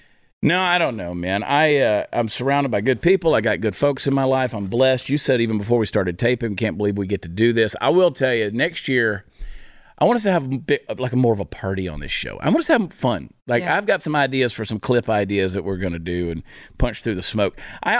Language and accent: English; New Jersey, United States; now in Texas, United States; Well, that's a fake accent, because don't you know I'm a carpetbagger from New Jersey.